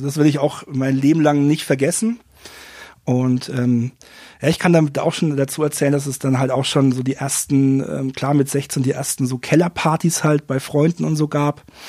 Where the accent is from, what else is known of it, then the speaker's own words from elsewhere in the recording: Fürth, Bavaria, Germany; now in Nuremberg, Germany; Ich bin in ja, Fürth geboren und ähm, auch aufgewachsen